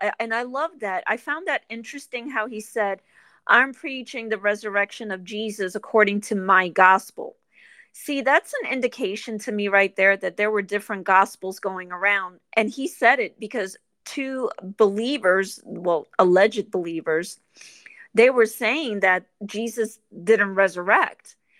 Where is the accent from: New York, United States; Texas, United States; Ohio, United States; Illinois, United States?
New York, United States; moved away; I'm from New York originally